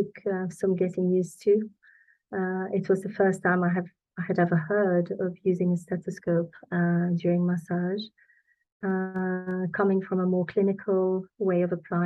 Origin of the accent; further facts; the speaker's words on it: Belgium; moved away as an adult; also born or lived in London; I'm from Belgium originally